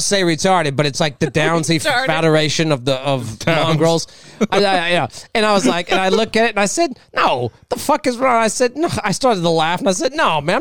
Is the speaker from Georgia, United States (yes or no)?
no; Palos Verdes, California, United States; I grew up in PV. Like, I'm from Palos Verdes